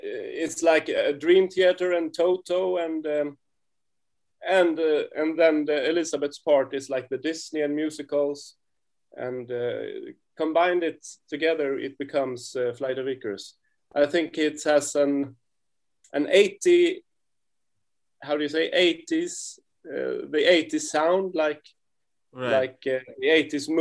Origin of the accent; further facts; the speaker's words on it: Sweden; we are a duo and we are from Sweden